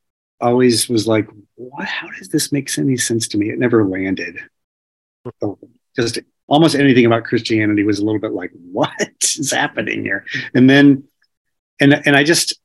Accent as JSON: {"language": "English", "region": "Indiana", "country": "United States", "tie": "born or raised there", "said": "I ended up back in school after a few years break in my hometown in Indiana"}